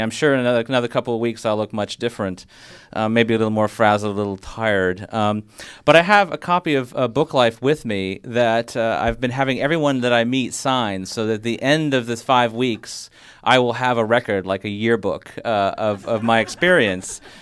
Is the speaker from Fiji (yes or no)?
yes; Fiji; moved away; from growing up in the Fiji Islands